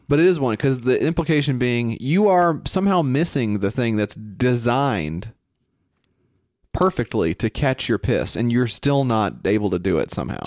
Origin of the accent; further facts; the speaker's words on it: United States; me as an American guy